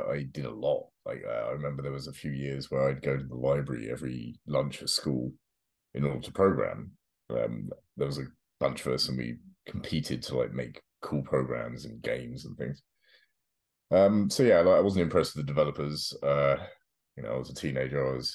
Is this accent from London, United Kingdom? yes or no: yes; London, United Kingdom; moved away as an adult; now in North Carolina, United States; I grew up South London, England